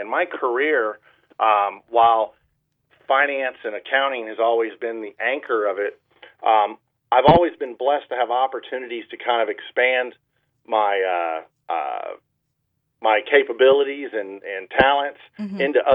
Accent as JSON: {"language": "English", "town": "Orlando", "region": "Florida", "country": "United States", "tie": "born or raised there", "also_born_or_lived": "Tallahassee / Sarasota", "said": "I'm local, I was born and raised in Orlando"}